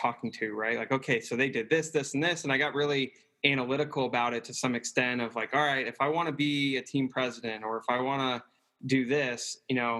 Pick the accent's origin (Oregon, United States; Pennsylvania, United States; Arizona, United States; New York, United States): Arizona, United States; Scottsdale; moved away as an adult; also born or lived in Redlands, California / Athens, Ohio; I grew up in Scottsdale, Arizona